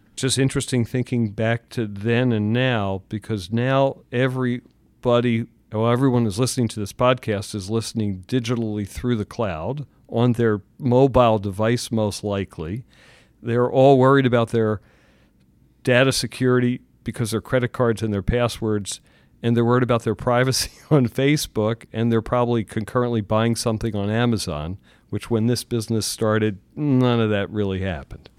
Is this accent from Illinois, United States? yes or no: no; Philadelphia, Pennsylvania, United States; I'm from Philly